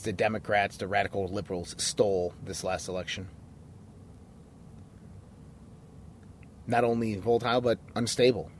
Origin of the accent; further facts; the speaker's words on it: United States; us as American citizens